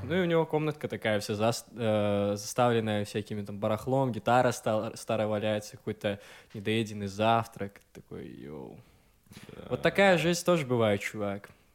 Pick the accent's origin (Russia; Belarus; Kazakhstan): Belarus; Gomel, Gomel Region; moved away; я из Гомеля